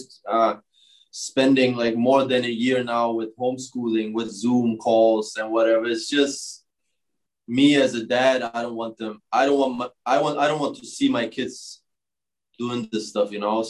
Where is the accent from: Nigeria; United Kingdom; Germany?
Germany; moved away as an adult; now in United States; growing up in Germany